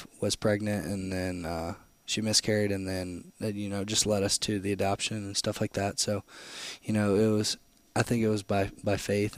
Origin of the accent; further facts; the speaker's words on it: Canton, Michigan, United States; now in Florida, United States; I'm from Canton, Michigan. My mom was a nurse growing up